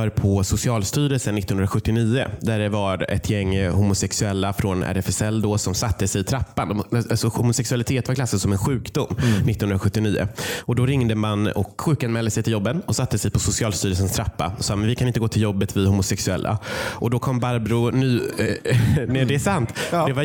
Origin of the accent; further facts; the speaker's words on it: Kiruna, Norrbotten County, Sweden; exempel som jag kommer från Kiruna